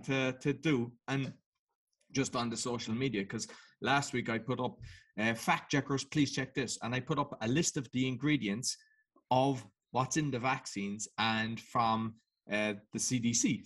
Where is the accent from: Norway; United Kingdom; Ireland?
Ireland; Cork, Munster; I come from Cork in Ireland